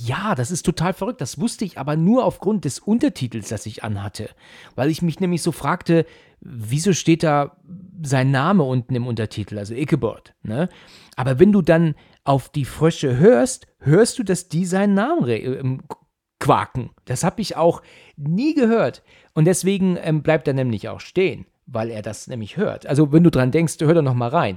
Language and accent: German; near Frankfurt, Hesse, Germany; Ich komme aus Hessen, ja. Ich bin ja aus der Nähe von Frankfurt